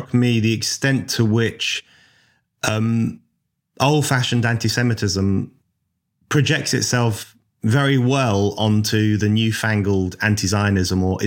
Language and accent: English; London, United Kingdom; I grew up in Northwest London